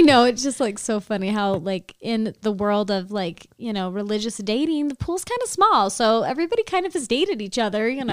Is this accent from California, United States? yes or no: yes; Sacramento, California, United States; moved away as an adult; now in Utah, United States; I'm from the Sacramento area, and I moved out here for school